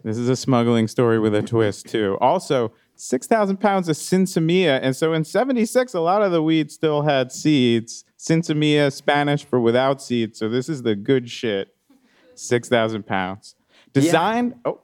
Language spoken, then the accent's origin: English; East Coast, United States; moved away; I grew up on the East Coast. It was a lot different